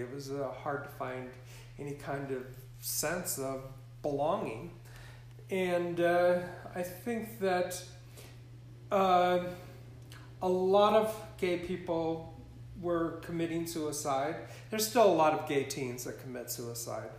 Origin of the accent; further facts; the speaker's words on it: Montana, United States; moved away as an adult; also born or lived in Singapore; growing up in Montana, growing up on a cattle ranch